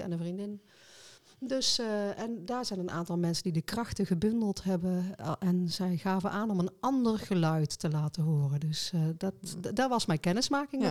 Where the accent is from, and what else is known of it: North Brabant, Netherlands